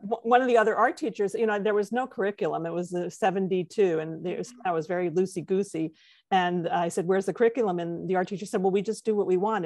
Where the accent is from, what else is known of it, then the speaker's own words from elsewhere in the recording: White Plains, New York, United States; also born or lived in Midwest; born in the Midwest, but, um, by the time I was six, my family had moved to White Plains, New York, and then remained there for, you know, my entire schooling